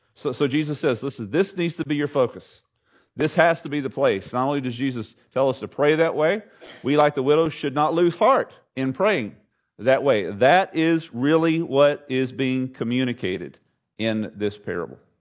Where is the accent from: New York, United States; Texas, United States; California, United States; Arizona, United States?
Texas, United States; Southeast; I grew up in Southeast Texas